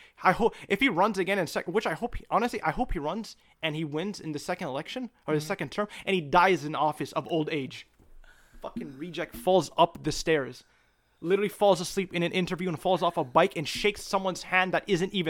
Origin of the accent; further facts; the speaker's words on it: Palestine; what Russia is doing to Ukraine is exactly what Israel is doing to my home country, Palestine, for the last 70 years and no one cares.